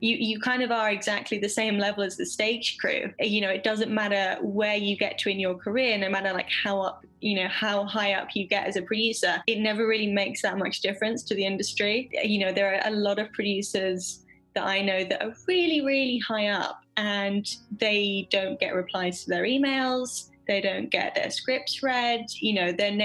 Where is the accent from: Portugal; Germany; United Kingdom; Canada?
United Kingdom; East Sussex, South East England; now in London, United Kingdom; I am originally from a very small town in East Sussex, England, which is one of the counties right by the coast. So I was very lucky. I grew up right by the sea